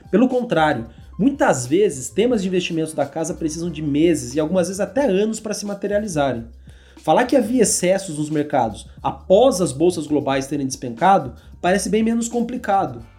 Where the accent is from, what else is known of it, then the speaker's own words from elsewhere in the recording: Rio de Janeiro, Brazil; born there; Nasci no Rio de Janeiro, vocês podem imaginar, eu sou talvez conhecido no mercado pela, pelo amor ao Rio de Janeiro